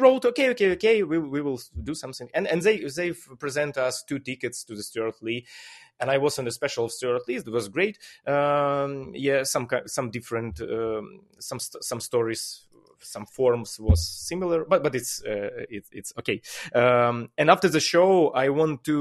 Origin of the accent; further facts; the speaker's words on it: Ukraine; English is a second language; I am that guy from Ukraine